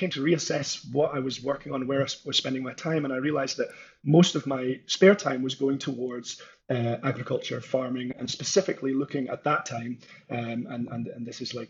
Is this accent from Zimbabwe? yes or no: no; northeast of Scotland, United Kingdom; I'm from Scotland originally, grew up with farming and agriculture in the northeast of Scotland